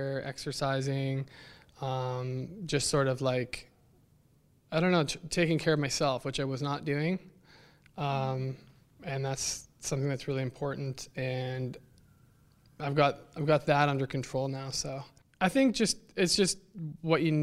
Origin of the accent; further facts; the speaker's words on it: Thunder Bay, Ontario, Canada; I grew up in Thunder Bay